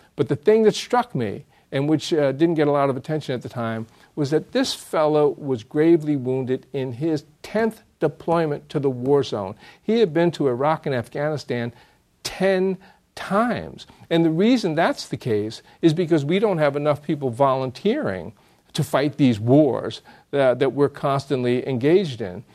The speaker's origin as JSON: {"language": "English", "country": "United States", "tie": "born or raised there", "said": "growing up in America"}